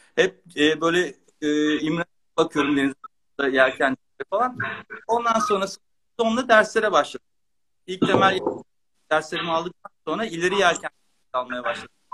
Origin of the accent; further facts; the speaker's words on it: Istanbul, Turkey; moved away as an adult; now in Bodrum, Turkey; Ben Kadıköy'lüyüm. İstanbul'da Kadıköy'de büyüdüm. Doğma büyüme.